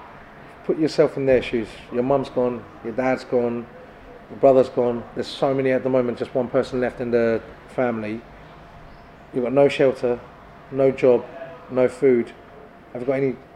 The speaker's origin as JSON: {"language": "English", "town": "Gölbaşı", "region": "Adıyaman", "country": "Turkey", "tie": "born or raised there", "moved": "yes", "lives_now": "Kent, United Kingdom", "said": "going to my hometown"}